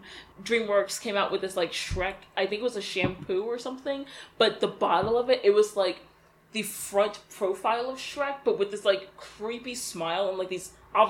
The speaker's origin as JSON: {"language": "English", "region": "Virginia", "country": "United States", "tie": "born or raised there", "said": "I've only ever grown up on the East Coast and specifically in Virginia"}